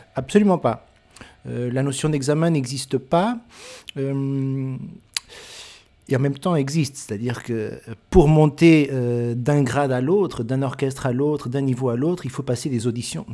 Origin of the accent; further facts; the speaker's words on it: France; je suis français